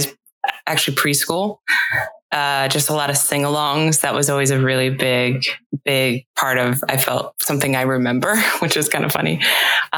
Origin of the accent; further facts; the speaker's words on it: Las Vegas, Nevada, United States; now in Los Angeles, United States; I grew up in Vegas.